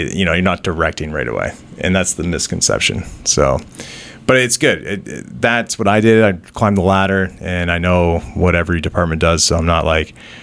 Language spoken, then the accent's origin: English; Wasaga Beach, Ontario, Canada; moved away as an adult; now in Toronto, Canada; growing up in Sega Beach, I feel like, you know, it's a totally different place than Toronto